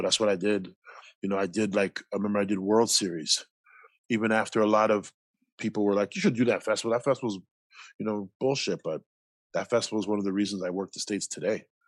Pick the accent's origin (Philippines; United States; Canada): Canada; Toronto, Ontario; growing up in Toronto, you grew up around Filipinos, Jamaicans, Guyanese, Trinis, Lebanese, Argentinians